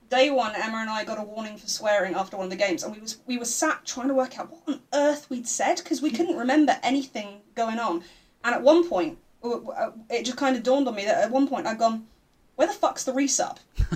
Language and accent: English; United Kingdom; I'm blaming my British heritage for that.